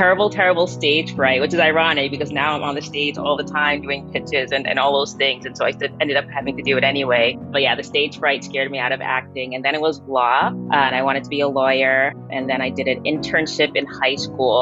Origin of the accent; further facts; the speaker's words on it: New York City, New York, United States; I was born and raised in Queens